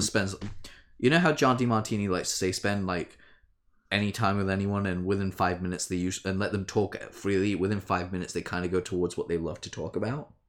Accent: United Kingdom; we're both British

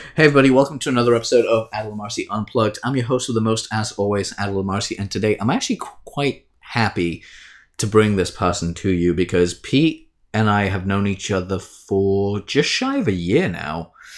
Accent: United Kingdom; we're both British

